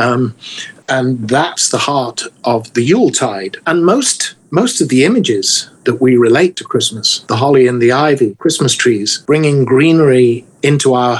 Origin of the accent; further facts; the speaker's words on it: England, United Kingdom; moved away; growing up in England